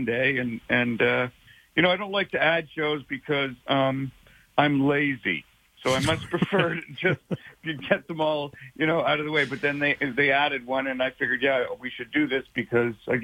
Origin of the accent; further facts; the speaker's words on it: Canada; moved away as an adult; now in Los Angeles, United States; I'm Canadian